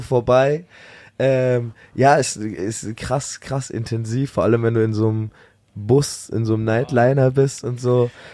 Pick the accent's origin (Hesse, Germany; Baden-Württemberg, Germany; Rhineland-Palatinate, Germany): Baden-Württemberg, Germany; near Stuttgart; Nicht ganz meine Heimat, aber man könnte schon Heimat sagen